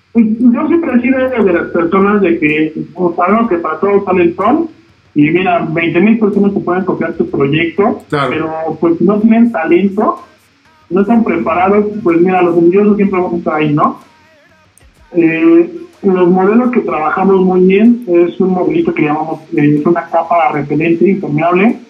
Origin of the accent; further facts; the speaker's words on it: Toluca, State of Mexico, Mexico; me trasladé a Toluca, porque yo soy de Toluca